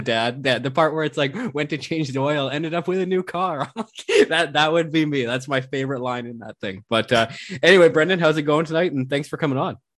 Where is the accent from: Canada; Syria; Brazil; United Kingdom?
Canada; West Coast; I'm from the West Coast